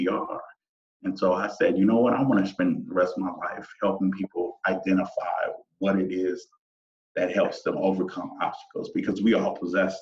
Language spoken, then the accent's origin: English; Toledo, Ohio, United States; I grew up in Toledo, Ohio, raised by great parents